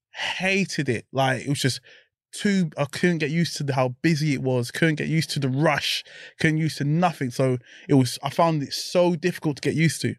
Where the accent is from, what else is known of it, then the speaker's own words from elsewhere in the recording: London, United Kingdom; growing up in South London, it's a mess, isn't it?